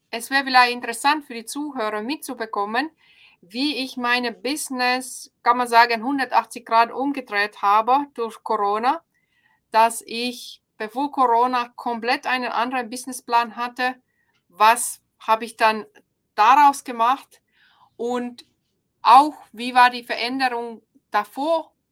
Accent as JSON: {"language": "German", "country": "Finland", "second_language": "German", "moved": "as an adult", "lives_now": "Ulm, Germany", "said": "Genau, ich bin ja ursprünglich aus Finnland, jetzt seit 13, 13 Jahren in Deutschland. Und wir sind gekommen vor 13 Jahren. Mein Ehemann ist deutsch und er wollte wieder zurück in die Heimat."}